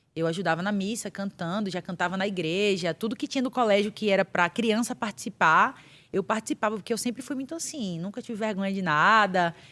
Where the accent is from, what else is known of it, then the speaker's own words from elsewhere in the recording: Barreiros, Pernambuco, Brazil; now in São Paulo, Brazil; pernambucana, cabra da peste, pernambucana de Barreiros, Pernambuco.